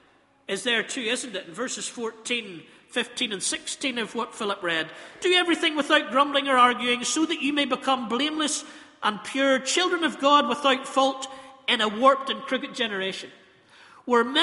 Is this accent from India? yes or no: no; Northern Ireland, United Kingdom; We're from Northern Ireland